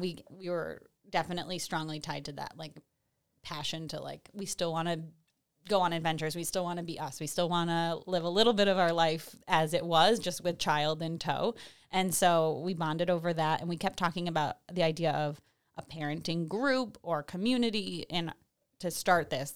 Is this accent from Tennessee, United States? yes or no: no; Salem, New York, United States; also born or lived in Washington DC / Boston / Glens Falls; I grew up in Salem, um, and moved away for about ten years after high school